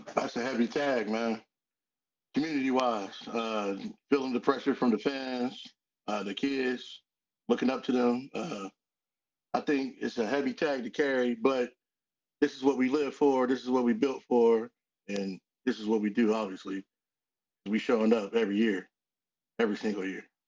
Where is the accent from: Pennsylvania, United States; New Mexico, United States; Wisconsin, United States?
Pennsylvania, United States; Aliquippa; I'm from Quip